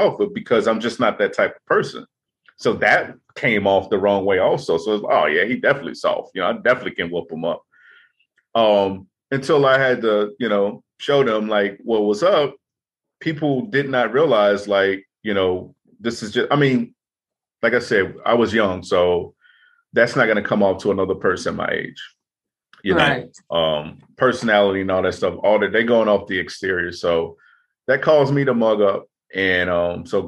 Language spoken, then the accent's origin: English; Chicago, Illinois, United States; growing up in Chicago, growing up in rough neighborhoods